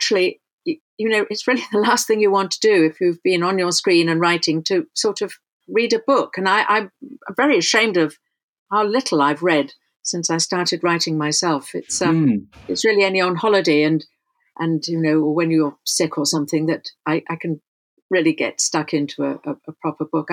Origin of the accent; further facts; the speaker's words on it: London, United Kingdom; I grew up in London was very white.